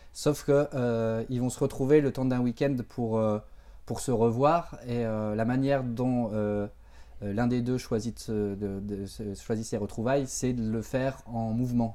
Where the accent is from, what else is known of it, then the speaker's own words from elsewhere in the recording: Béthune, Hauts-de-France, France; autour de là où j'ai grandi et autour de quelque part, autour aussi de Béthune